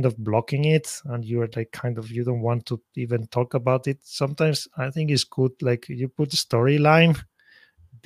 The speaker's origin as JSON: {"language": "English", "country": "Spain", "tie": "born or raised there", "moved": "as an adult", "lives_now": "Tokyo, Japan", "said": "I'm originally from Spain"}